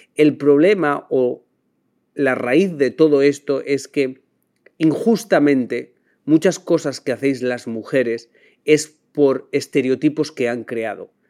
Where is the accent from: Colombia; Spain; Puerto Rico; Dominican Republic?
Spain; now in United States; para los demás españoles